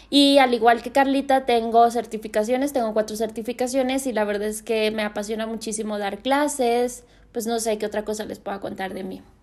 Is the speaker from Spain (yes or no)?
no; Guadalajara, Jalisco, Mexico; moved away as an adult; also born or lived in Mexico City; yo soy de Guadalajara me decidí regresar porque extrañaba muchísimo a mi familia